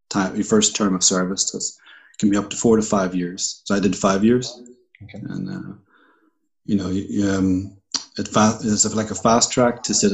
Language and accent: English; Ireland; also born or lived in Puerto Rico; So I'm an Irishman.